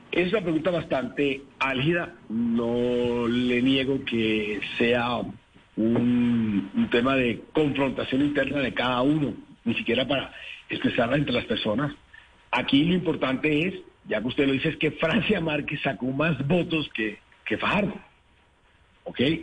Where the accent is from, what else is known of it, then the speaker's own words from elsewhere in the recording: Caribbean coast of Colombia, Colombia; yo soy costeño, soy caribe